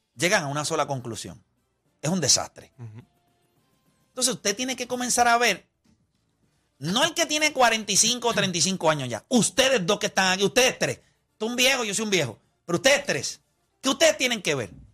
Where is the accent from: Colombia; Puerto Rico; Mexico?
Puerto Rico; somos puertorriqueños